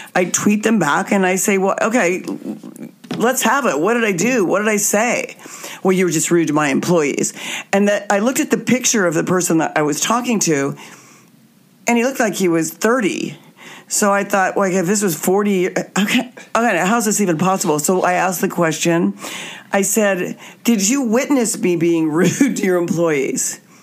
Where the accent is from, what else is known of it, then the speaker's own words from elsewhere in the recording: Wichita, Kansas, United States; my hometown of Wichita, Kansas